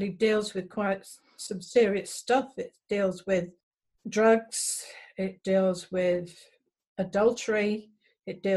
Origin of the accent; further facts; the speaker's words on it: Cromer, East of England, United Kingdom; moved away as an adult; also born or lived in Hereford; I was born and raised in Cromer in Norfolk, and I also lived in Hereford for a long time